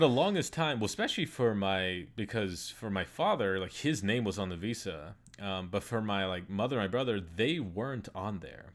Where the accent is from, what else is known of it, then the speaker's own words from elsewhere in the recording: United States; I was born in the United States, and so I'm, like, a U S citizen